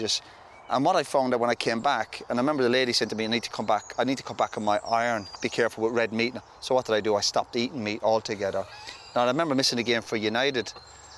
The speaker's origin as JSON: {"language": "English", "country": "Ireland", "tie": "born or raised there", "moved": "as an adult", "said": "where I grew up in Ireland"}